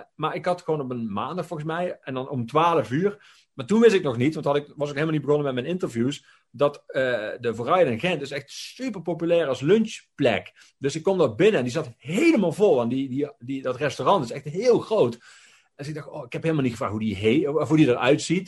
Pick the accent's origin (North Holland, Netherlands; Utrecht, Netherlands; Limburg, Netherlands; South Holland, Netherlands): Limburg, Netherlands; ik kom dan weliswaar uit Limburg